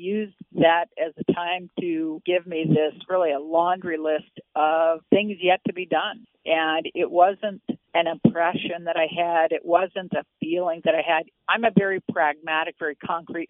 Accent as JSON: {"language": "English", "region": "Midwest", "country": "United States", "tie": "born or raised there", "said": "I grew up in the Midwest in the 1950s"}